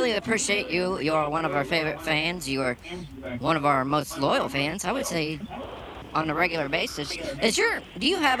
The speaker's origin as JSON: {"language": "English", "town": "Akron", "region": "Ohio", "country": "United States", "said": "We hail from Akron."}